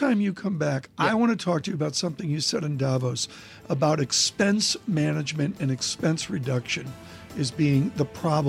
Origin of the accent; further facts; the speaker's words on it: United States; I'm an American.